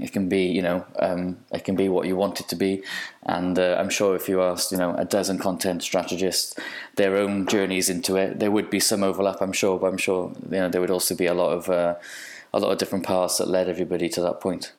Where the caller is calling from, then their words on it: Cardiff, Wales, United Kingdom; I'm calling in from Cardiff in Wales.